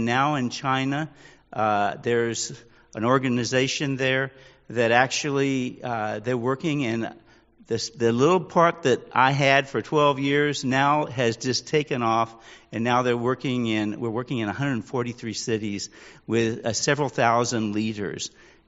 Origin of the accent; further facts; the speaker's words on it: Manila, Metro Manila, Philippines; also born or lived in US West Coast; I grew up in Manila, Philippines, part of my life. I actually was born and raised here on the West Coast for about 7 years.